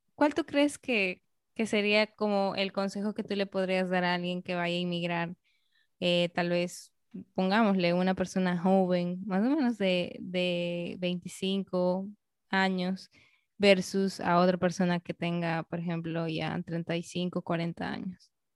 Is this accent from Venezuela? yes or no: no; Peru; also born or lived in Canada